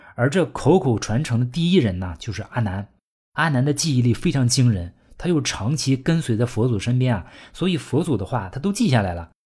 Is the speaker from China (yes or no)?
yes; China; 我们中国人